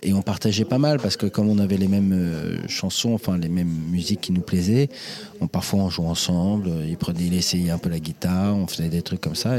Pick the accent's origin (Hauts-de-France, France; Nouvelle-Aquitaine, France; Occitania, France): Hauts-de-France, France; Senlis; accent: French; Je suis né à Senlis, dans l'Oise, le 3 avril 1979.